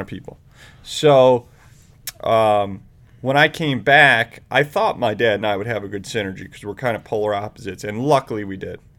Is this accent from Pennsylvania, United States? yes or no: no; Independence, Ohio, United States; also born or lived in Chicago; In, Independence